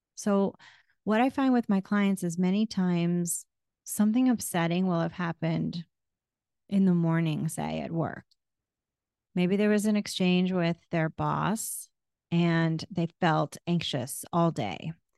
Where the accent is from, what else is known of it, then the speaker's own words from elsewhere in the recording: New England, United States; moved away; also born or lived in Florida; I grew up in New England